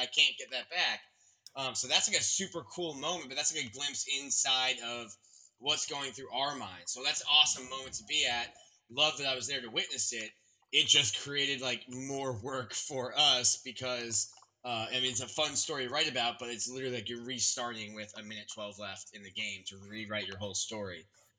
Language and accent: English; South Florida, United States; Growing up in South Florida, you watch the Marlins, you watch the Heat. It's a pro sports town.